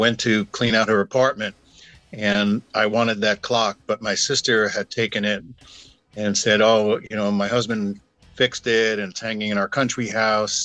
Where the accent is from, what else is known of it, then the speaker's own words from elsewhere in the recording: Brooklyn, New York, United States; now in Encinitas, United States; When I was a kid growing up in Brooklyn, in our little apartment